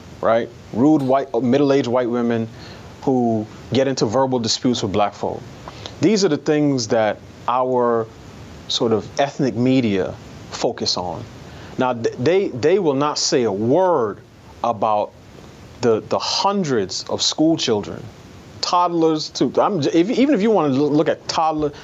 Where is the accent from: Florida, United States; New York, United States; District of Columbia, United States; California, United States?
New York, United States; New York City; I grew up in New York City in a neighborhood that was almost exclusively black by the time I came of age